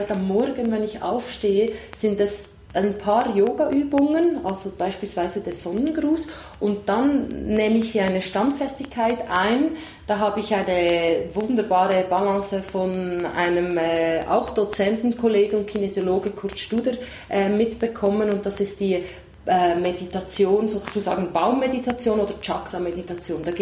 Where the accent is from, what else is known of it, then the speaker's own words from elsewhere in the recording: Italy; moved away; ich komme aus Italien